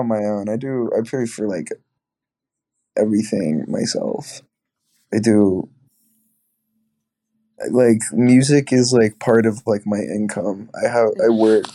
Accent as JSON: {"language": "English", "region": "Georgia", "country": "United States"}